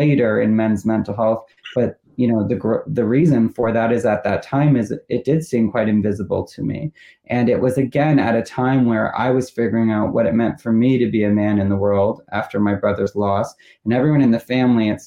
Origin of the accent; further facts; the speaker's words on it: Toronto, Ontario, Canada; moved away; We grew up in Toronto.